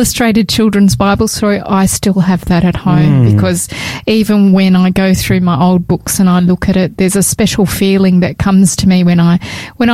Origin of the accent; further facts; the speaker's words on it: New South Wales, Australia; I was born in Australia, in New South Wales, to parents who what would I say, that they were nominal Catholics